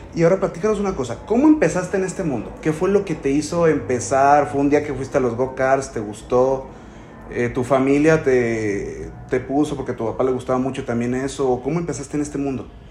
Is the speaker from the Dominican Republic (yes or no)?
no; Mexico; como mexicano